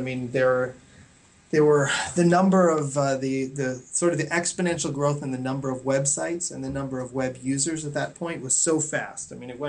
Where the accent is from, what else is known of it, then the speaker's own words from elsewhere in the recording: New York, United States; So I grew up in the New York area, just north of Manhattan in Westchester County.